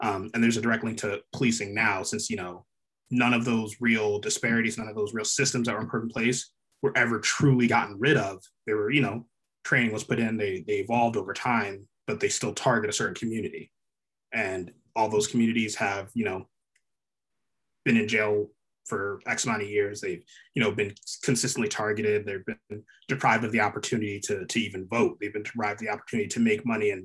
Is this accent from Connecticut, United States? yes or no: yes; Connecticut, United States; I grew up in Connecticut, a very, very white neighborhood, went to a predominantly white school